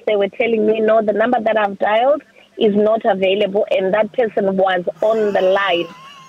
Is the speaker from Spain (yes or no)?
no; Zimbabwe; I'm from Africa in Zimbabwe.